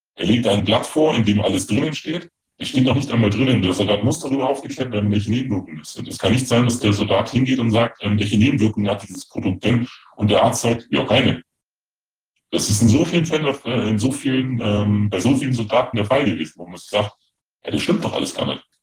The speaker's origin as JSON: {"language": "German", "country": "Germany", "said": "als Deutscher"}